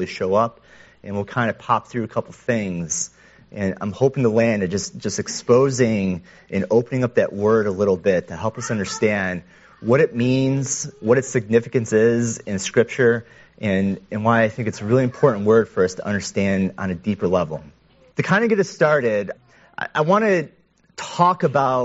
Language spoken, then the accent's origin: English; Western New York, United States; I was a middle schooler, growing up in Western New York